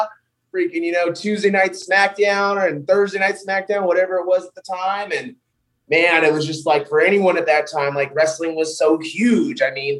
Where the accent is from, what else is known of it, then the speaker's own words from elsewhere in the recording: Pomona, California, United States; now in Utah, United States; I grew up in California. I lived in California. I was born in California, born in Pomona on April 3rd, 1990. And I lived in California for a lot of my younger childhood and then moved to fucking Utah